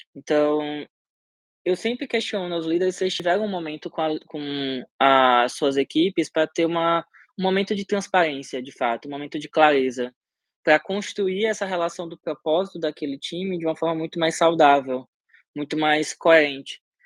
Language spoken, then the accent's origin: Portuguese; Sergipe, Brazil; eu sou sergipano, de origem